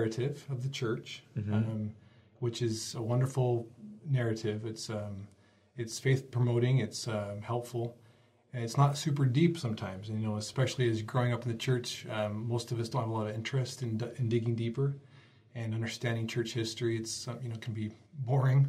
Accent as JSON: {"language": "English", "town": "Salt Lake City", "region": "Utah", "country": "United States", "tie": "born or raised there", "also_born_or_lived": "Bountiful, Utah / Uruguay", "moved": "as an adult", "lives_now": "Dallas, United States", "said": "I am from Utah. I actually grew up downtown Sugar House area, and then we moved to Bountiful."}